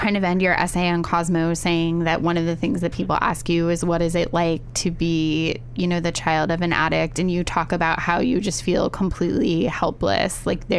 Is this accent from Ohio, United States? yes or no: yes; Findlay, Ohio, United States; I grew up in Ohio. Yeah? Yeah. That? Northwest Ohio in Findlay.